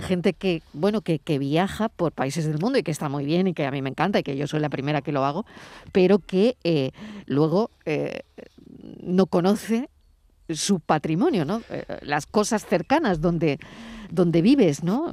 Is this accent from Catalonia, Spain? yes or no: no; Granada, Andalusia, Spain; mi tierra, Andalucía, a Granada